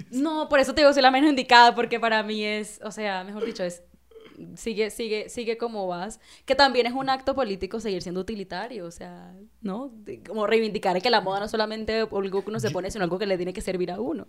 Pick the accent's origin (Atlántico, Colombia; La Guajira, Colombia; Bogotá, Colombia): La Guajira, Colombia; yo soy de la Guajira, digamos, no es una región cualquiera, no es la Guajira, esta región como no, empobrecida, muy indígena, y a pesar de que yo crecí ahí